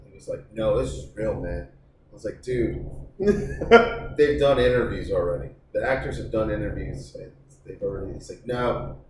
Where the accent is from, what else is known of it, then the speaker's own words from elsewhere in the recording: Austin, Texas, United States; I'm from Austin, Texas.